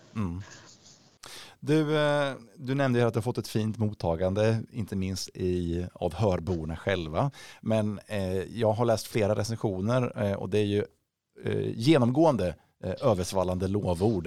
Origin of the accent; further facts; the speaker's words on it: Östergötland, Sweden; jag är ju inte skåning någonstans utan är född i Östergötland eh, i en landsbygd eller i, i en mindre ort